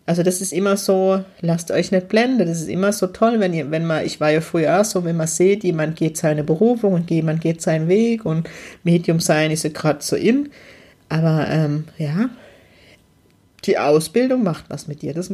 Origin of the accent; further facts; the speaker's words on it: Heidelberg, Baden-Württemberg, Germany; ersten Workshop starten, auch im schönen Heidelberg. Ich dachte, ich bin mutig und verkack's gleich in meiner Heimat.